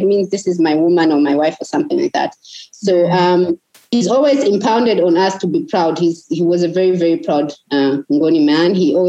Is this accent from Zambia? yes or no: yes; Chipata, Eastern Province, Zambia; We are both from Chipata. You know, we are all Zambian people.